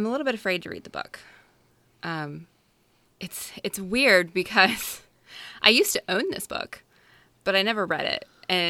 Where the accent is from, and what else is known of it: the South, United States